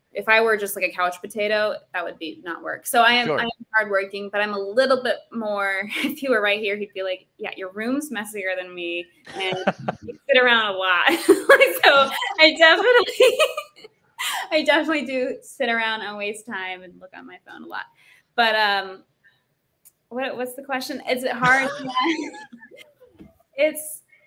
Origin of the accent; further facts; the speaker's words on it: Lowell, Massachusetts, United States; my hometown that I grew up in, Lowell, Massachusetts